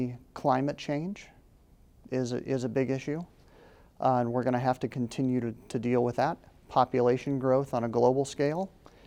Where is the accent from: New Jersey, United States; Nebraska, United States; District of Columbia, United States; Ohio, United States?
Nebraska, United States; Red Cloud; I grew up in a small town, I grew up in Red Cloud.